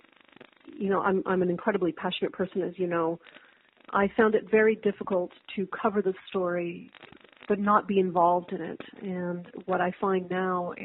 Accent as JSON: {"language": "English", "town": "Montreal", "region": "Quebec", "country": "Canada", "said": "I absolutely consider myself a Canadian first, and a Quebecer, and of course a Montrealer as well."}